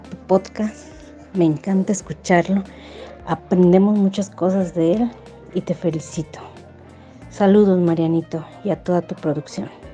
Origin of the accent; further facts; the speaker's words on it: Texcoco, State of Mexico, Mexico; Soy de acá de Texcoco, Estado de México.